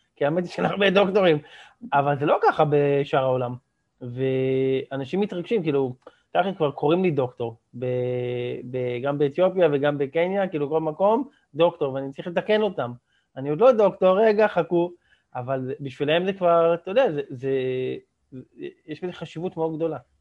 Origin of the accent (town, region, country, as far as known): Israel